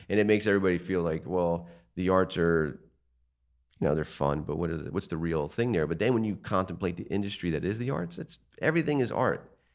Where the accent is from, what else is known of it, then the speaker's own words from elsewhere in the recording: Martins Creek, Pennsylvania, United States; also born or lived in Passaic, New Jersey; I grew up in Martin's Creek